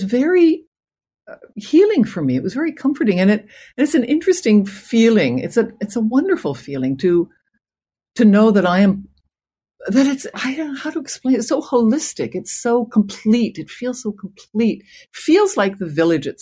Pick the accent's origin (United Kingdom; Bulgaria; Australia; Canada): Canada; as a Canadian